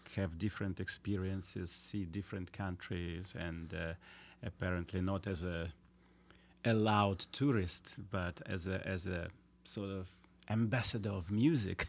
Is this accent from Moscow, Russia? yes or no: no; Vladivostok, Primorsky Krai, Russia; English is a second language; also born or lived in China; I grew up in Vladivostok, which was a strange place.